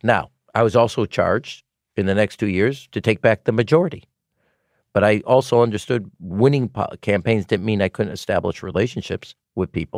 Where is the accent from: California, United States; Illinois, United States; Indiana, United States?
Illinois, United States; Chicago; I was from Chicago